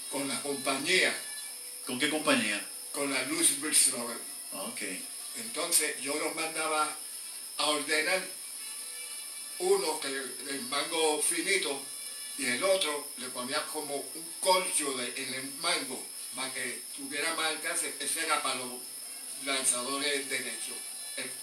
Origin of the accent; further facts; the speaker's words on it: Mayagüez, Puerto Rico; somos amigos toditos de Mayagüez, o sea, natural de Mayagüez.